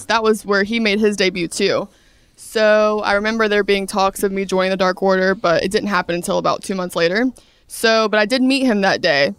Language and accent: English; Brunswick, Georgia, United States; moved away as an adult; I'm from Brunswick, Georgia, South Georgia